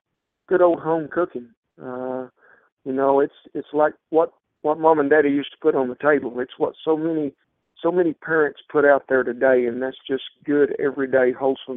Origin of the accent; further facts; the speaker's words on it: Southwest Oklahoma, United States; as a child growing up in Southwest Oklahoma